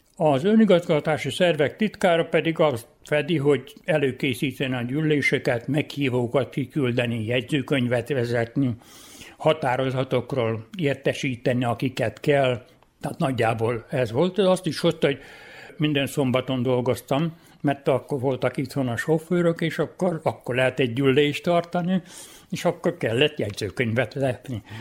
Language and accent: Hungarian; Bácsfeketehegy / Moravica, Vojvodina, Serbia; born or raised there